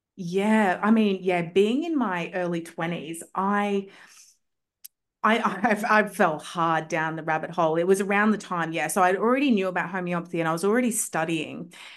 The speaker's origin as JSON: {"language": "English", "country": "Australia", "said": "I'm from Australia"}